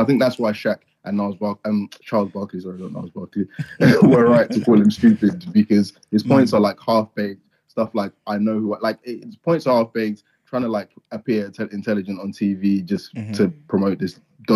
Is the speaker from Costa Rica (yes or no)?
no; Nigeria; Like, for instance, I'm Nigerian, I'm Yoruba.